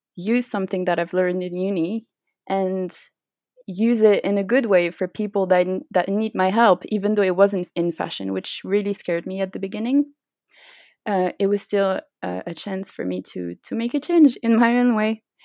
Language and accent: English; Switzerland; also born or lived in United Kingdom; When I came back uh, to Switzerland